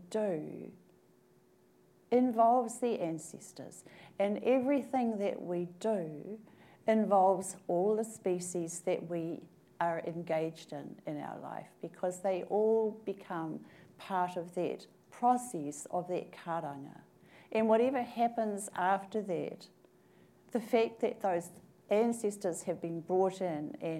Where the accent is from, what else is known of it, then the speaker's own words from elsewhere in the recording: Christchurch, Canterbury, New Zealand; now in Canada; I'm from Aotearoa, I'm from New Zealand, I live in Canada. My hometown is Christchurch